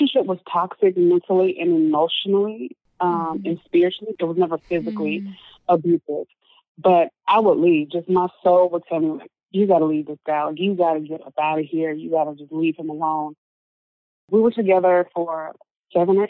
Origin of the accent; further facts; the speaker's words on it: Memphis, Tennessee, United States; moved away; I grew up in Memphis, Tennessee